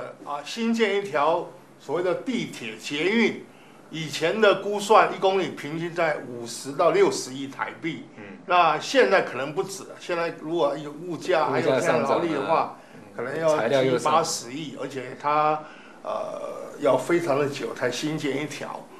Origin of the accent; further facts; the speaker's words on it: Kaohsiung, Taiwan; 我们都是高雄人嘛，